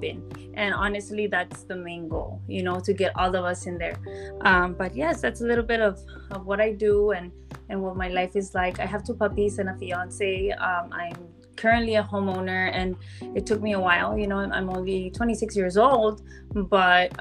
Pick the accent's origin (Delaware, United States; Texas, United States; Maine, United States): Texas, United States; Laredo; I am from Laredo, Texas, and I'm 26 years old